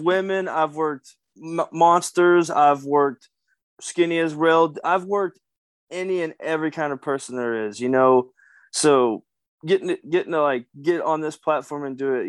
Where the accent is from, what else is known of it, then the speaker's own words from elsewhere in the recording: Kentucky, United States; I'm a Kentucky boy. I'm from the South